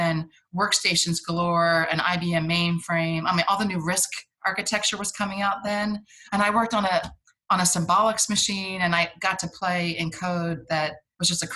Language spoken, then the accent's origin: English; New Jersey, United States; moved away as an adult; also born or lived in South Carolina; I grew up in New Jersey